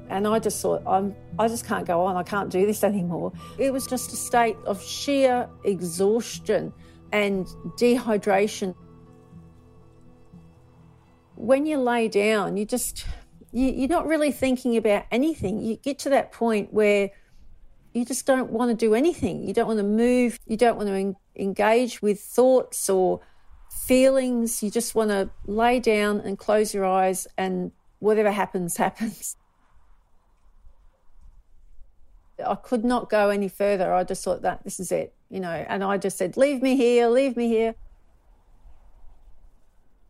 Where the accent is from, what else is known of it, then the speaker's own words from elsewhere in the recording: Australia; I'm from Australia. I live in the Yarra Ranges